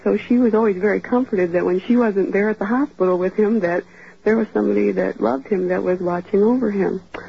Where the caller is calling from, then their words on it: Gilbert, Arizona, United States; I'm calling from Gilbert, Arizona.